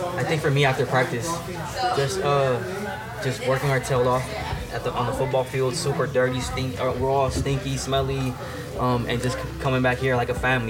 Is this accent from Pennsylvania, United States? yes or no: no; Milwaukee, Wisconsin, United States; born or raised there; also born or lived in Puerto Rico